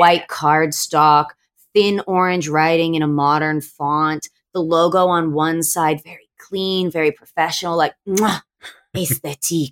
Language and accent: English; Australia; now in California, United States; I'm originally from Australia. My family's over here. So I ended up coming home to Aussie